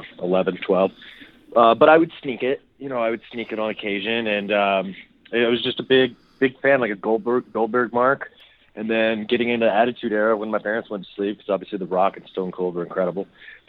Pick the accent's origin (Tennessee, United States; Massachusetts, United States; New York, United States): Tennessee, United States; Memphis; moved away; also born or lived in Orlando; I actually lived in Orlando for a couple years. I'm from Memphis, but I lived in Orlando a couple years when it was Penny and Shaq, and I was four or five years old